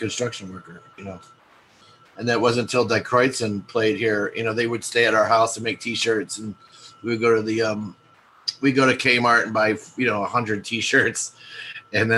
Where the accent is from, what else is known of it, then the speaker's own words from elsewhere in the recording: Milwaukee, Wisconsin, United States; moved away as an adult; now in Atlanta, United States; I grew up in the Midwest. … from the … was my best friend from high school. We both grew up at Marshall High School